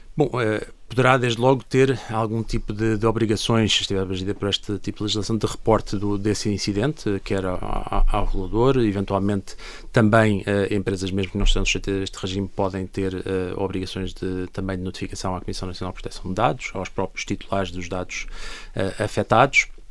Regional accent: Portugal; nós como portugueses estando em Portugal

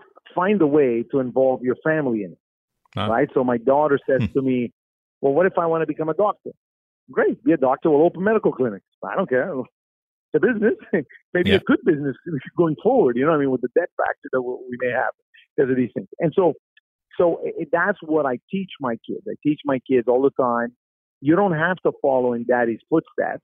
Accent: Montreal, Quebec, Canada; I grew up in the East End of Montreal

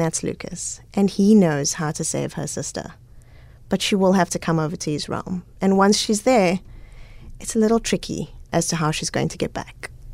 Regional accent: Cape Town, Western Cape, South Africa; also born or lived in Goodwood; I grew up all over Cape Town

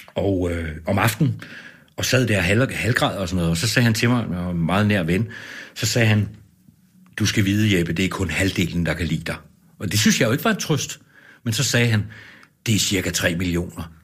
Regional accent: Copenhagen, Capital Region of Denmark, Denmark; moved away as an adult; also born or lived in Ribe / Vejle; now in Aalborg, Denmark; jeg er jo ikke fra Aalborg, jeg er fra København

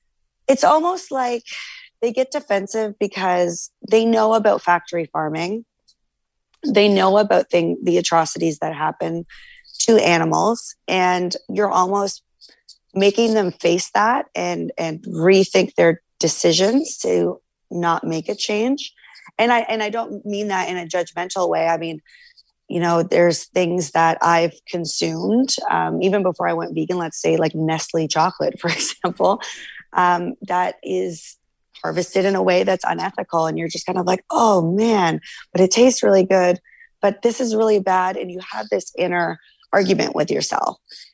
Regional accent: Canada

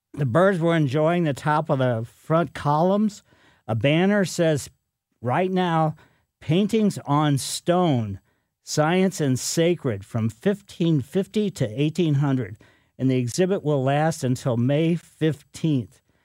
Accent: Ellisville, Missouri, United States; When I was growing up in Ellisville

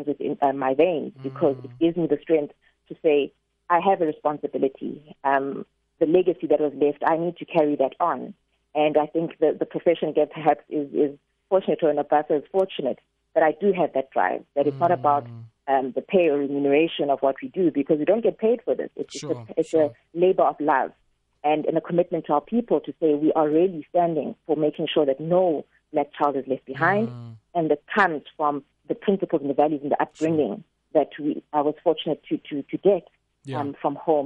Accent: Fort Beaufort, Eastern Cape, South Africa; also born or lived in Queenstown, South Africa / Johannesburg, South Africa; born and raised in Fort Beaufort.

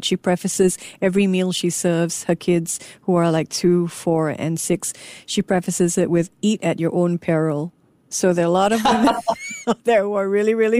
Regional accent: Singapore; I'm Singaporean.

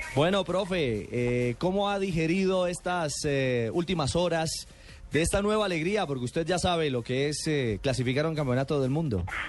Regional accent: Colombia; como colombiano

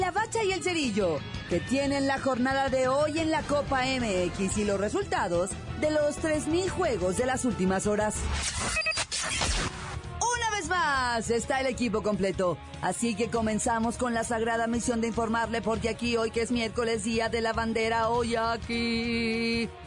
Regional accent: Mexico; somos mexicanos

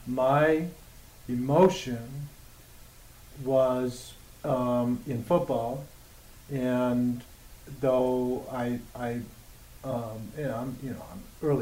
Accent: Detroit, Michigan, United States; born and raised in Detroit, and back then, I got to play in Tiger Stadium, still here, and the Lions, back then, the 70s, played at Tiger Stadium.

